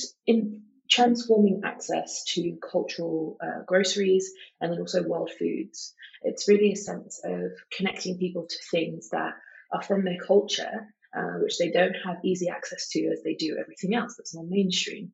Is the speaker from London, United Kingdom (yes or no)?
yes; London, United Kingdom; I was born and bred in London, I've been in London my whole life